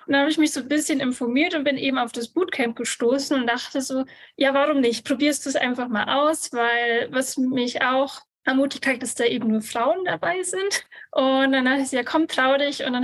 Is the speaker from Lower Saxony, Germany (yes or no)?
no; Bavaria, Germany; ich komme aus Bayern, bin 29 Jahre alt